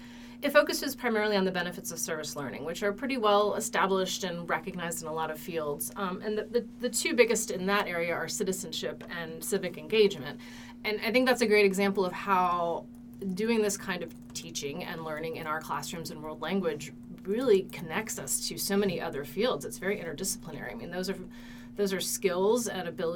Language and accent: English; West Virginia, United States; moved away as an adult; now in Kentucky, United States; I'm originally from West Virginia, but I came to Kentucky to go to Berea College.